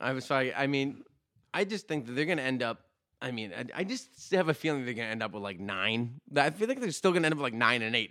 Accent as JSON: {"language": "English", "town": "Saugus", "region": "Massachusetts", "country": "United States", "tie": "born or raised there", "said": "growing up in Saugus"}